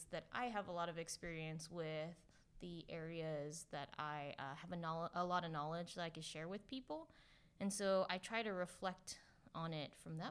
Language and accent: English; California, United States; I'm from California, so I'm really happy and feel very grateful to be working in California